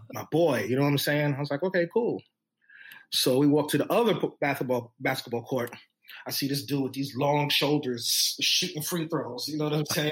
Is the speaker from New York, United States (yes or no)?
yes; New York City, New York, United States; also born or lived in St. Albans, Queens; I come from the Bronx at that point